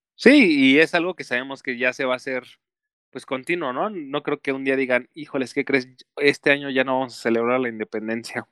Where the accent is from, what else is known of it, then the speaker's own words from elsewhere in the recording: Mexico; como buen mexicano